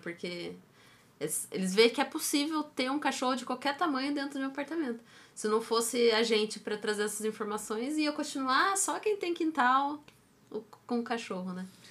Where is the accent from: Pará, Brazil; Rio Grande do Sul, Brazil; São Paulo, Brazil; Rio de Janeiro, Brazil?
São Paulo, Brazil; Taubaté; moved away; eu sou de Taubaté e lá tem o Mar Cerqueira, né? E é. desde que eu sou novinha, adolescente, já tinha propaganda do Márcio Cerqueira lá